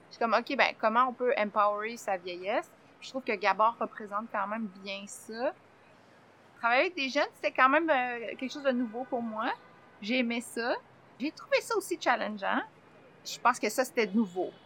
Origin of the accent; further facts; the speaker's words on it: Saint-Gabriel-de-Brandon, Quebec, Canada; je suis née à Saint-Gabriel de Brandon. Je suis un enfant de la Brandonie